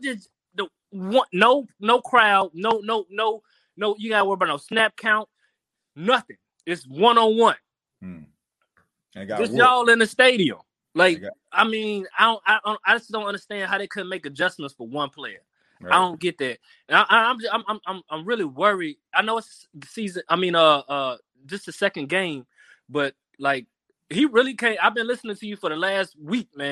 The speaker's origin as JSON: {"language": "English", "town": "New Orleans", "region": "Louisiana", "country": "United States", "said": "I'm from New Orleans."}